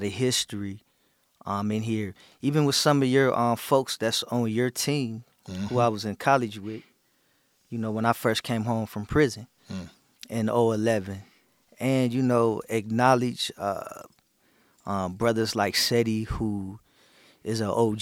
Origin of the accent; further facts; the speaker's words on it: Akron, Ohio, United States; I ain't from Cleveland, I'm from Akron